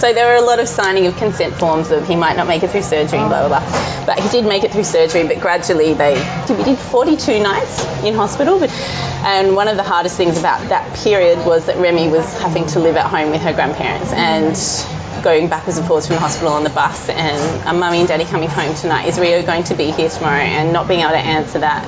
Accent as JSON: {"language": "English", "town": "Mildura", "region": "Victoria", "country": "Australia", "tie": "born or raised there", "also_born_or_lived": "Melbourne", "said": "my hometown in Mildura"}